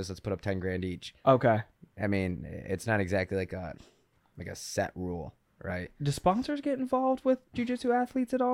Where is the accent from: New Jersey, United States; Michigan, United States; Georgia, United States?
Michigan, United States; now in Chicago, United States; out here in Chicago now. Yeah, yeah. but I, I grew up in Michigan.